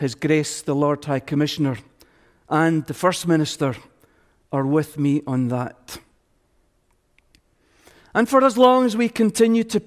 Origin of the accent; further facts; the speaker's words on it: Scotland, United Kingdom; we Scots